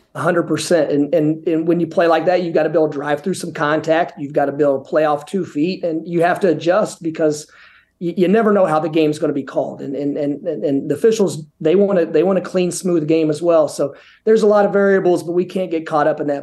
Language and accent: English; Indiana, United States; moved away as an adult; now in Boca Raton, United States; growing up in Indiana